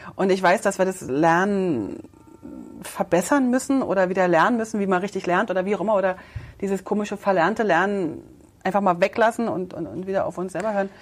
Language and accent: German; Berlin, Germany; accent: Berlin; Ich bin ja in der DDR groß geworden